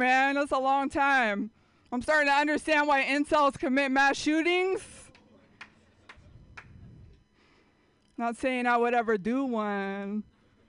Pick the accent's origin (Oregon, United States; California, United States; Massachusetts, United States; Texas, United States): California, United States; San Jose; I grew up in San Jose